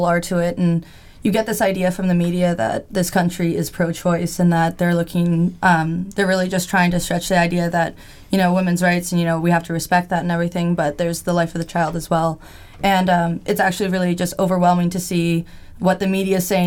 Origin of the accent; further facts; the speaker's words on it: Canada; I'm not from the States. I'm from Canada